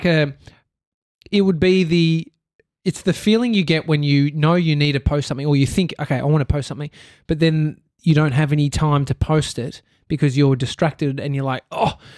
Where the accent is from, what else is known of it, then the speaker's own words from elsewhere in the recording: Australia; us bogan Australians